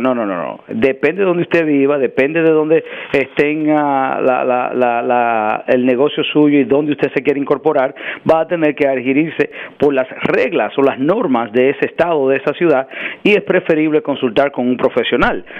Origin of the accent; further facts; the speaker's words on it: New York, United States; also born or lived in Dominican Republic; crecí en Washington Heights, me crié, crecí entre Washington Heights y el Bronx.